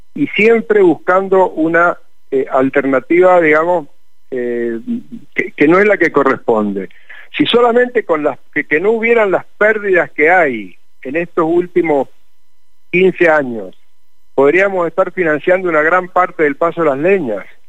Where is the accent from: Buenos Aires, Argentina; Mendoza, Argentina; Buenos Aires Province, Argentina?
Mendoza, Argentina; vamos a hacer como mendocinos